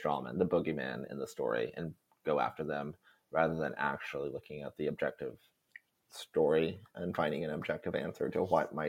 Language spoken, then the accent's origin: English; United States; I even come from like a dairy town in my home state.